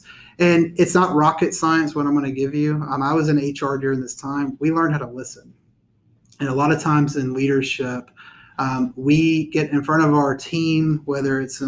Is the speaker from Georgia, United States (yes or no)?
yes; Austell, Georgia, United States; born and raised in Cobb County, grew up in Austell.